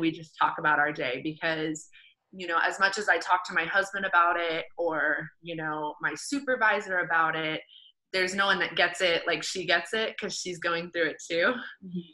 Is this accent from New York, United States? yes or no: no; Indiana, United States; now in South Florida, United States; we're both actually from Indiana, mm-hmm. and we currently live in South Florida.